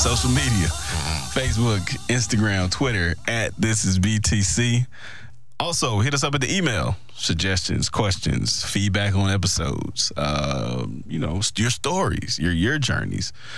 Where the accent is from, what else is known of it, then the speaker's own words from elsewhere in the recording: Mississippi, United States; I'm from Mississippi